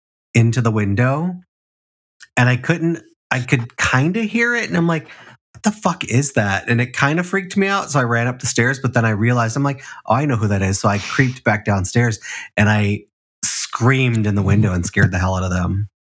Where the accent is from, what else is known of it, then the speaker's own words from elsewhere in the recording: Chicago, Illinois, United States; moved away; also born or lived in Boston; growing up in Chicago